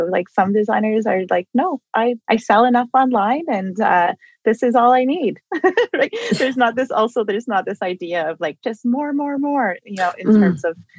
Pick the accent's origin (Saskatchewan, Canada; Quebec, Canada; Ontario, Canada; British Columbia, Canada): Saskatchewan, Canada; I'm from English River First Nation and I like to go back and, you know, and I stay in touch with my family